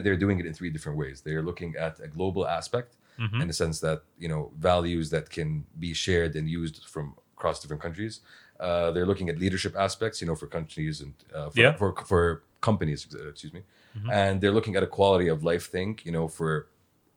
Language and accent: English; Saudi Arabia; we all have very common, you know, set of values because we grew up in Saudi